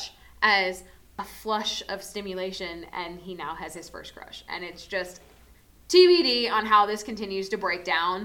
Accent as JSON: {"language": "English", "region": "South Florida", "country": "United States", "said": "I'm from South Florida. I'm from a big city."}